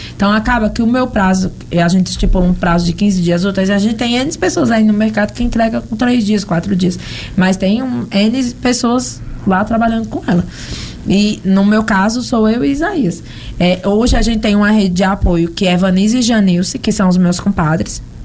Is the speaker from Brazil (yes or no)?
yes; São Paulo, Brazil; moved away as an adult; eu nasci e me criei em São Paulo